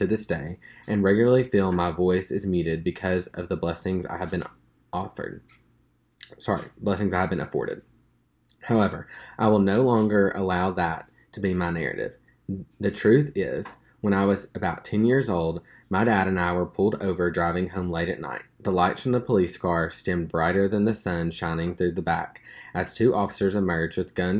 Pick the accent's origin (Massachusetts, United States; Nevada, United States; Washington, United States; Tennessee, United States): Nevada, United States; Summerlin; I grew up in Summerlin, Nevada, a predominantly white affluent area.